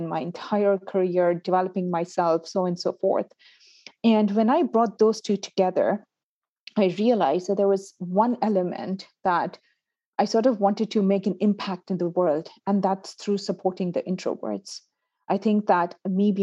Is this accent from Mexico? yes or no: no; Pakistan; also born or lived in United Arab Emirates / Canada; now in United Kingdom; I'm originally from Pakistan. I've lived and worked in the UAE. From UAE, I went to Canada. And then from the Canada, right now I'm in the UK